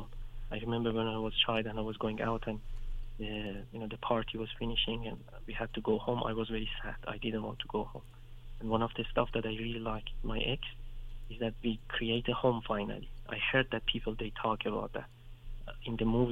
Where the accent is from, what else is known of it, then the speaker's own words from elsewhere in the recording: Iran; English is a second language; now in Western Europe; when you're growing up in Iran, sometimes you go to villages